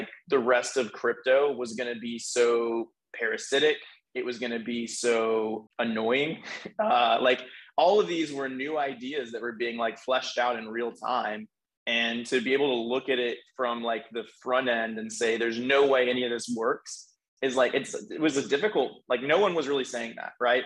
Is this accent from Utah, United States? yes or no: no; Nashville, Tennessee, United States; I was from Nashville where our headquarters are